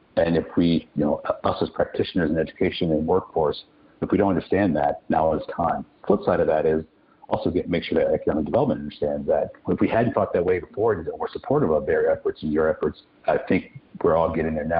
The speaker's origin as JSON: {"language": "English", "town": "Milwaukee", "region": "Wisconsin", "country": "United States", "tie": "born or raised there", "also_born_or_lived": "Southwest Pennsylvania", "moved": "as an adult", "said": "I ran the workforce system in my hometown, Milwaukee, Wisconsin."}